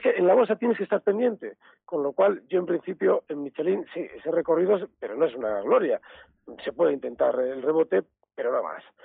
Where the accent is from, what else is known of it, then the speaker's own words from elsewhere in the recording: Basque Country, Spain; los vascos somos de la BBV